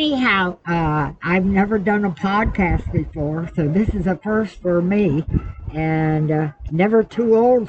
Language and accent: English; Stamford, Connecticut, United States; moved away; also born or lived in Pelham, New York / New York; I'm really from Stamford, Connecticut, Chopin Point. Born there in 1928. So I've been around quite a while. Also, I've been all over the place